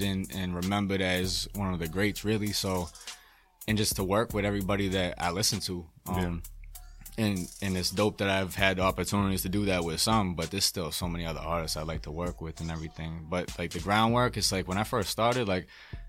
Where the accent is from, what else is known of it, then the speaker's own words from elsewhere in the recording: Brockton, Massachusetts, United States; now in New Bedford, United States; I'm from the Holbrook Brockton area